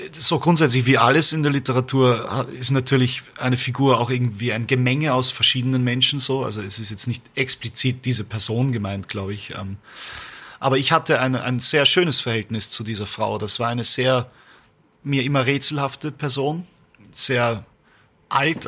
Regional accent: Vienna, Austria; wir sind Wiener, Österreicher

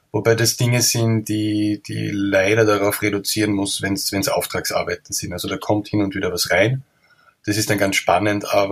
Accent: Austria; man hört, bin ein Österreicher

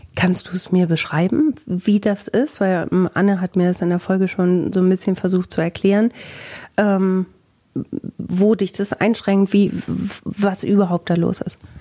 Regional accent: Bielefeld, North Rhine-Westphalia, Germany

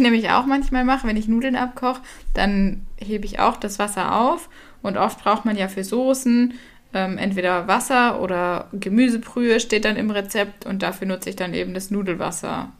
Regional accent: Southern Germany, Germany; ich komme ja aus dem Süden von Deutschland

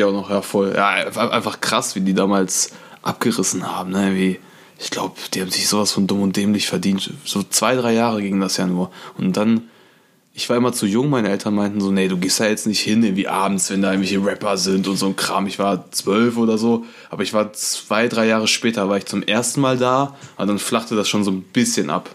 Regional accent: Issum, North Rhine-Westphalia, Germany; Ich komme ja aus Issum. Issumistan? Issumistan, genau. Und äh, ist an der holländischen Grenze.

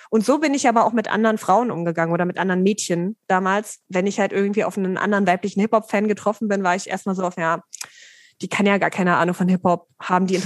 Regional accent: Dessau, Saxony-Anhalt, Germany; Wo ist denn deine Heimatstadt? Dessau und Sachsen-Anhalt.

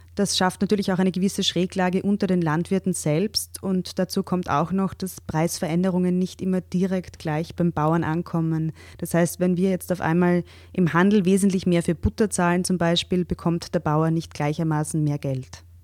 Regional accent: Austria; bei uns

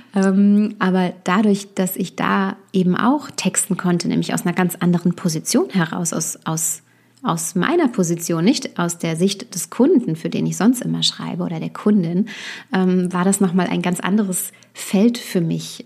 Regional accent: Westerwald, Rhineland-Palatinate, Germany; moved away as an adult; also born or lived in Düsseldorf; Ich bin äh, gebürtig aus Düsseldorf, aber ich habe meine ähm, Kindheit und Jugend eben hier im Westerwald verbracht, wo ich jetzt auch wieder bin

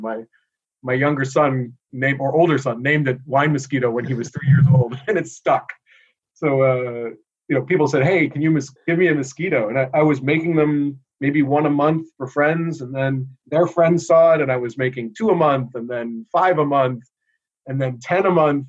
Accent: New York City, New York, United States; moved away as an adult; now in Boston, United States; I grew up here in the United States. I was born in New York City

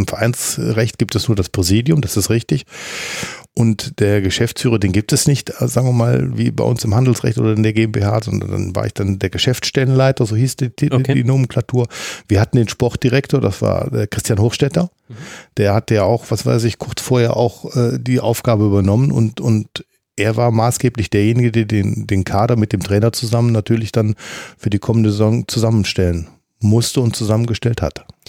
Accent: Mönchengladbach, North Rhine-Westphalia, Germany; als Gladbacher Junge, aufgewachsen auf der Birkelstraße

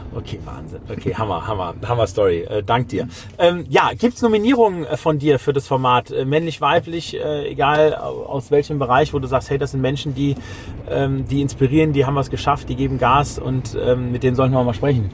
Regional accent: Germany; als Deutscher und Europäer

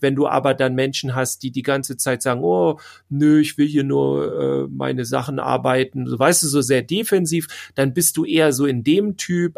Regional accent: Schleswig-Holstein, Germany; Wir kommen aus Schleswig-Holstein

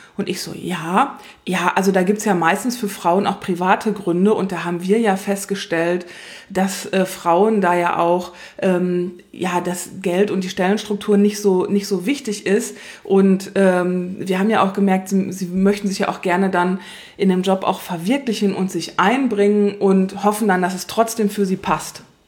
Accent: western Germany, Germany; Ich bin im Westen aufgewachsen

